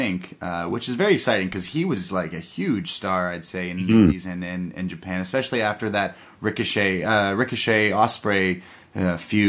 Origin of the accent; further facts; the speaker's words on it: Canada; I'm Canadian